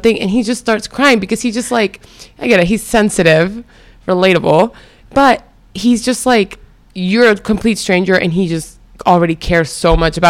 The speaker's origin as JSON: {"language": "English", "town": "Houston", "region": "Texas", "country": "United States", "tie": "born or raised there", "also_born_or_lived": "Venezuela", "said": "I was born and raised in Venezuela, but then I grew up in Houston, Texas"}